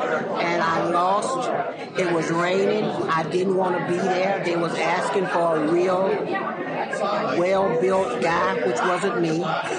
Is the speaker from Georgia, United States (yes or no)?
yes; Stockbridge, Georgia, United States; also born or lived in Atlanta, Georgia; I grew up in Stockbridge, Georgia, south of Atlanta.